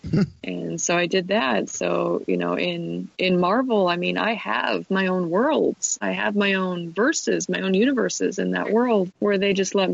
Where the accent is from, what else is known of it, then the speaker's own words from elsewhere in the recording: Detroit, Michigan, United States; I'm from Detroit.